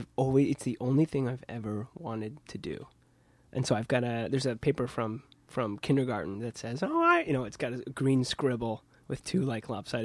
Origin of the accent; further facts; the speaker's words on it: Midwest, United States; now in Brooklyn, United States; I think that's the larger growing up in the Midwest thing.